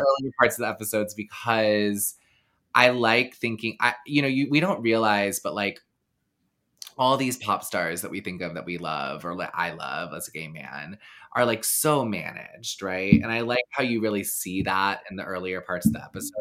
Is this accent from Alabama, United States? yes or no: no; the South, Texas, United States; moved away; I grew up in the South